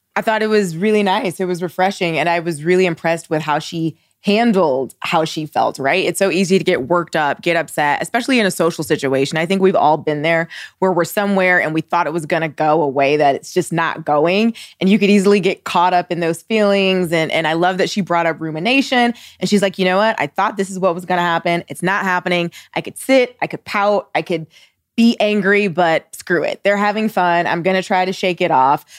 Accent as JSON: {"language": "English", "region": "Ohio", "country": "United States", "said": "I'm from Ohio"}